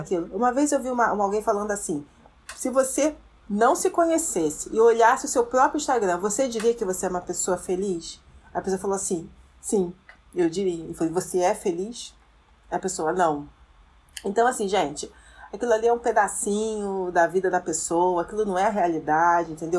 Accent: Brazil; como brasileira

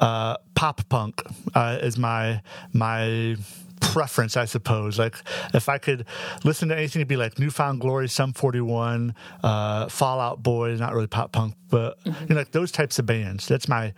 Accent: Northwest Ohio, United States; I'm from Northwest Ohio

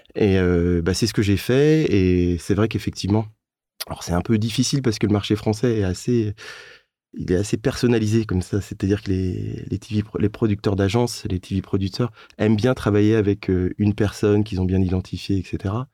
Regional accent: Rennes, Brittany, France; je viens de, de Rennes.

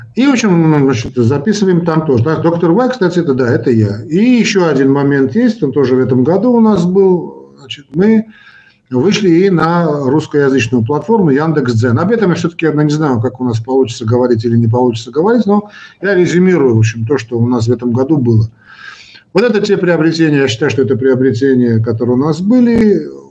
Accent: Armenia; Я хоть и армянин, но считаю себя человеком э, российской, русской культуры

